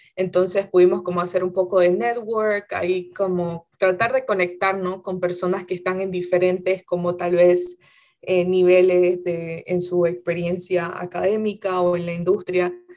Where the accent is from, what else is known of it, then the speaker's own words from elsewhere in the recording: Santa Cruz de la Sierra, Santa Cruz, Bolivia; moved away as an adult; now in United States; yo soy de Santa Cruz de la Sierra, ah, pero toda mi familia es como de los valles cruceños